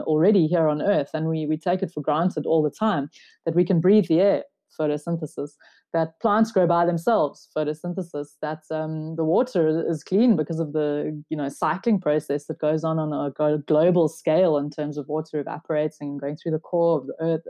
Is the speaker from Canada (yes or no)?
no; South Africa; I'm a South African.